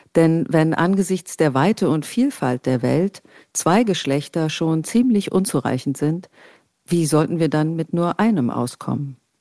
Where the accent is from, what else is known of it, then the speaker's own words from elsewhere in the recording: East Germany, Germany; ich bin im Osten aufgewachsen